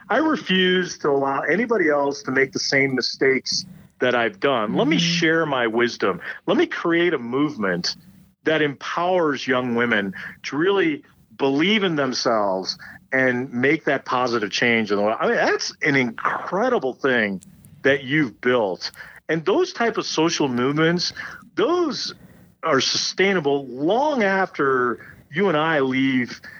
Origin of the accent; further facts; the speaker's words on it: Chicago, Illinois, United States; also born or lived in India; I was born in India, came here to the U.S., grew up in the suburbs of Chicago. My family moved back to India, then I came back.